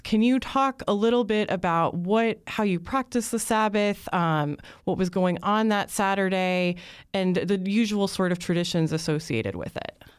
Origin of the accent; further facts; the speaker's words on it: United States; as an American